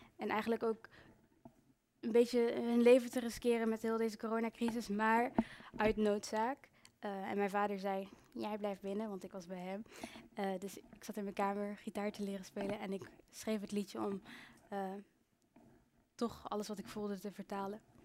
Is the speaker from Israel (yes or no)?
no; Breda, North Brabant, Netherlands; moved away; also born or lived in Rwanda (ancestry) / Brussels; ik heb uh, heel mijn leven in Breda en omstreken gewoond